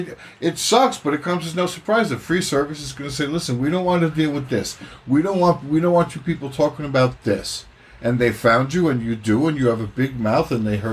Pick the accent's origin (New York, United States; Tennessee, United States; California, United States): New York, United States; Mineola; I'm from Mineola, Little Lisbon.